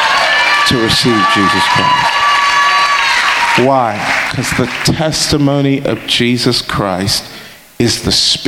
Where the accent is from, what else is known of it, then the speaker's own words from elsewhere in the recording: England, United Kingdom; we're from England